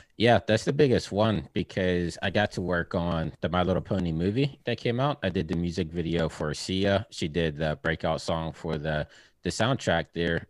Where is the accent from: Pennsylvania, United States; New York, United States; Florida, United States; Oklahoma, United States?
Pennsylvania, United States; Pittsburgh; moved away; I'm originally from Pittsburgh, Pennsylvania